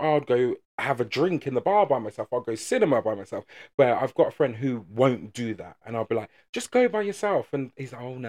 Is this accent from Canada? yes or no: no; England, United Kingdom; because we're so English, people don't approach people